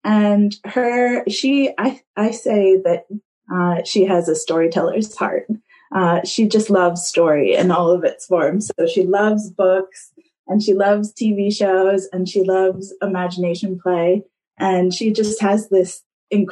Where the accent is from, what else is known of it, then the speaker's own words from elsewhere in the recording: United States; now in Kapiti Coast, New Zealand; I am originally from the States, as you can hear, though sometimes a few Kiwi words come out